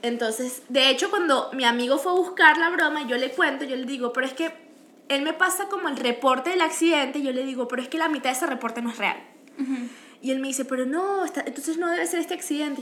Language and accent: Spanish; Venezuela; now in Canada; nosotros somos venezolanas, pero yo soy mitad peruana